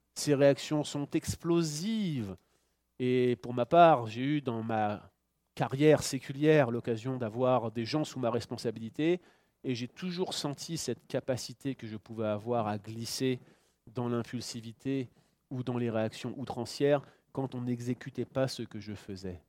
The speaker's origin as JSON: {"language": "French", "country": "France", "moved": "yes", "lives_now": "Canada", "said": "je suis Français, je suis résident ici en tant que Français au Canada"}